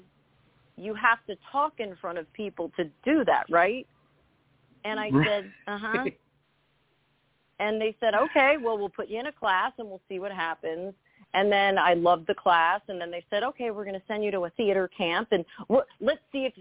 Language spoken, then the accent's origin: English; New Jersey, United States; I grew up in Jersey. I'm a New Jersey girl